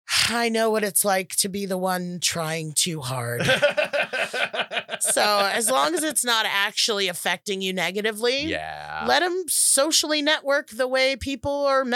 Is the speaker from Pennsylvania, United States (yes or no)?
no; California, United States; So I'm super from the Valley today. I am from the San Fernando Valley where Valley girls come from.